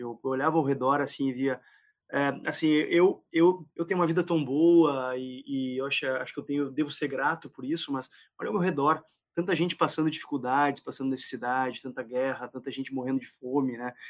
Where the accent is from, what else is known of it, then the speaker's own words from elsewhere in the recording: Gaúcho, Rio Grande do Sul, Brazil; eu só sou gaúcho